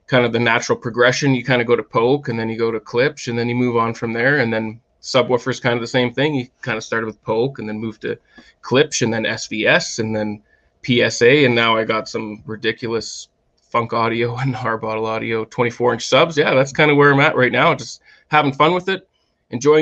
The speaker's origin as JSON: {"language": "English", "country": "Canada", "lives_now": "Calgary, Canada", "said": "I'm Canadian"}